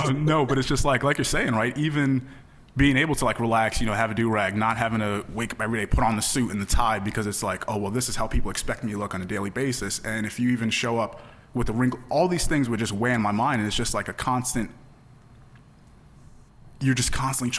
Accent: the Poconos, Pennsylvania, United States; born or raised there

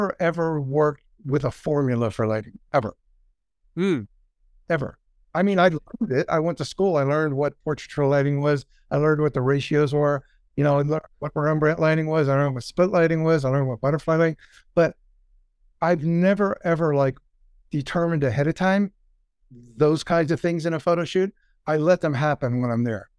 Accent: Pittsburgh, Pennsylvania, United States; moved away; also born or lived in Ireland; I grew up in Western Pennsylvania, outside of Pittsburgh

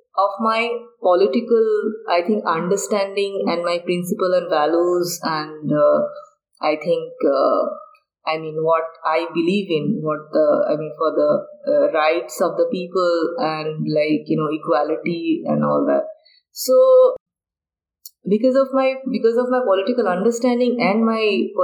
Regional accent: Bangladesh; now in India; I'm from Bangladesh. I'm originated from Bangladesh. But I have taken Indian citizenship now.

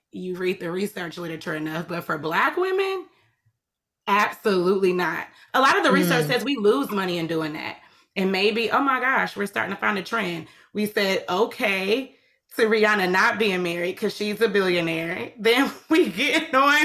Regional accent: Atlanta, Georgia, United States; I'm from Atlanta

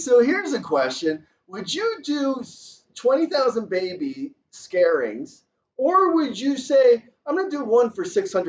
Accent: Alabama, United States; Hey, I'm from Alabama.

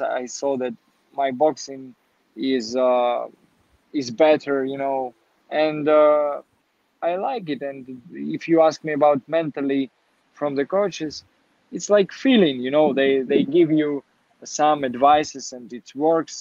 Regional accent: Kharkiv, Kharkiv Oblast, Ukraine; English is a second language; moved away as an adult; also born or lived in Kyiv, Ukraine / Warsaw, Poland / Florida, United States; I was born in Kharkiv

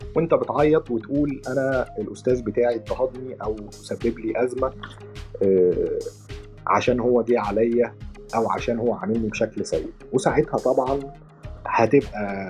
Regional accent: Egypt; عندنا في مصر

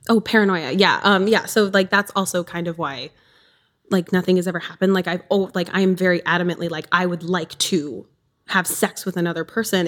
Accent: southern Wisconsin, United States; I'm from Wisconsin, southern Wisconsin. I'm on the border.

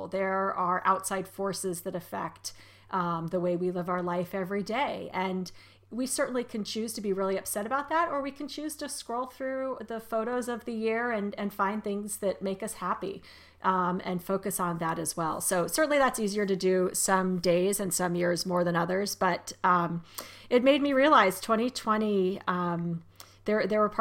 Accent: Arizona, United States; now in Maryland, United States; growing up in Arizona

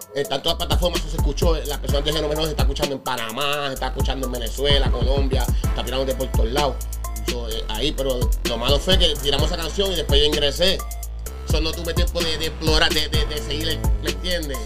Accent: Añasco, Puerto Rico; also born or lived in Mayagüez, Puerto Rico / Holyoke, Massachusetts; now in Massachusetts, United States; yo me nací en la isla, yo nací en Mayagüez, me crié en Añasco.

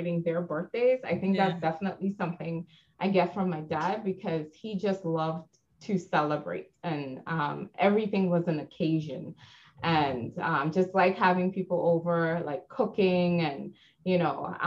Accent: Guyana; also born or lived in Arizona, United States; now in Connecticut, United States; I grew up in Guyana

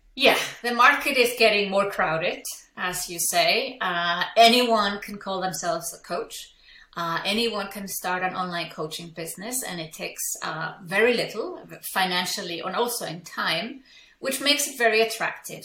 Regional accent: Iceland; English is a second language; moved away as an adult; now in Switzerland; I'm from Iceland, I live in Switzerland.

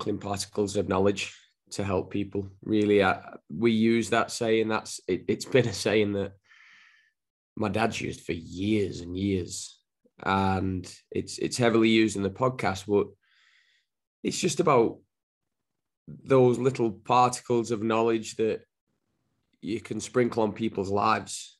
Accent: Wigan, North West England, United Kingdom; accent: Northern; moved away as an adult; now in United States; I'm originally from Wigan, and grew up in a footballing family

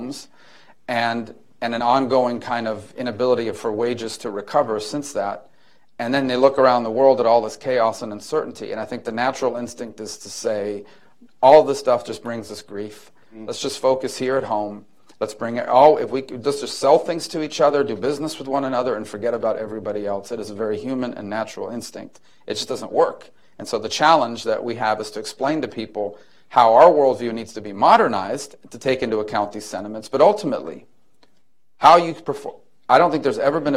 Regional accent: Miami, Florida, United States; I grew up in Miami

